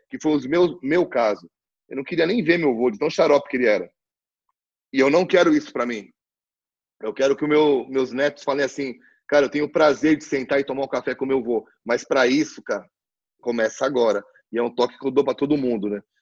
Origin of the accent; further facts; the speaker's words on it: Brazil; nós, como brasileiros